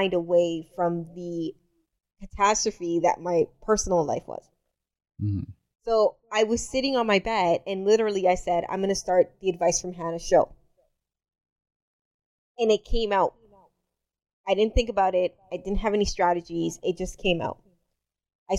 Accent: Dominican Republic; moved away; I'm from the Dominican Republic.

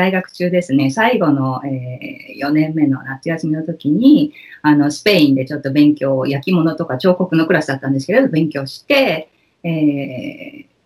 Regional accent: Japan; moved away as an adult; also born or lived in United States; now in Netherlands; 育って、えー、高校までは日本に行ったんですが、その後、アメリカの大学を出て、えー、その後、アメリカでちょっとお仕事をして、まあ、10年ぐらい滞在して、その後、まあ、縁があって、あの、予定にはなかったんですが、オランダに来て

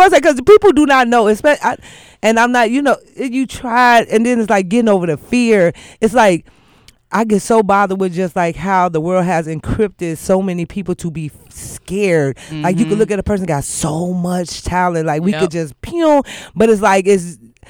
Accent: Chicago, Illinois, United States; from Chicago

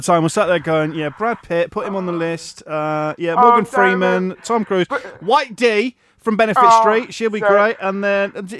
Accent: Yorkshire and the Humber, United Kingdom; for me as a Yorkshireman

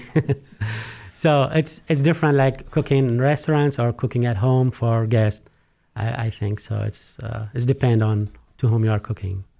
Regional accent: Iraq; also born or lived in Abu Dhabi, United Arab Emirates; now in Missoula, United States; I'm originally from Iraq. We moved to U S, specifically to Missoula

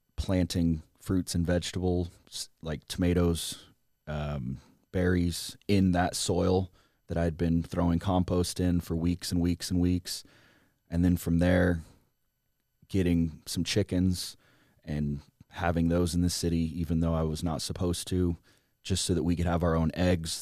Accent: rural Southern Illinois, United States; moved away as an adult; also born or lived in Los Angeles; now in Texas, United States; grow up on a farm in rural Southern Illinois

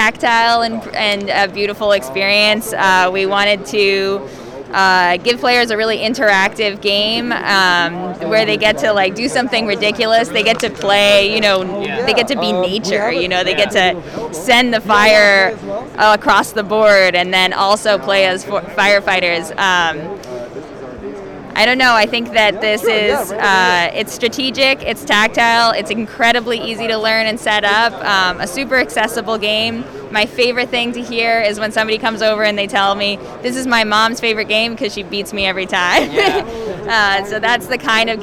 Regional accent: near Burlington, Vermont, United States; now in New York, United States; It's like 20 minutes away from where I grew up.

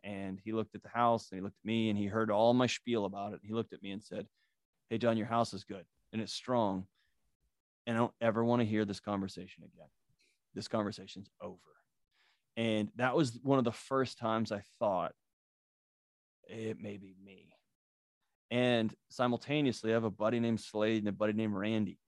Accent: Texas, United States; I grew up in Texas

